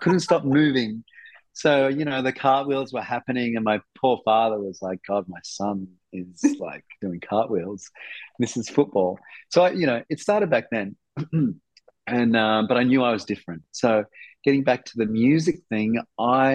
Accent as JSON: {"language": "English", "town": "Darwin", "region": "Northern Territory", "country": "Australia", "tie": "born or raised there", "said": "I grew up in Darwin. I grew up in Darwin, right?"}